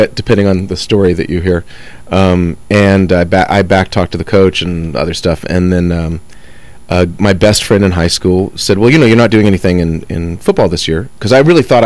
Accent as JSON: {"language": "English", "town": "Dallas", "region": "Texas", "country": "United States", "tie": "born or raised there", "said": "I was born in Dallas, Texas."}